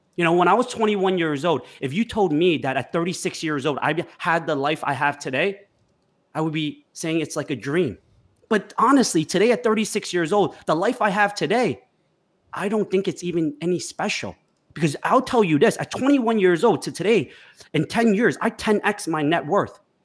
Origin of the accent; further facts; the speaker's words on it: United States; growing up in America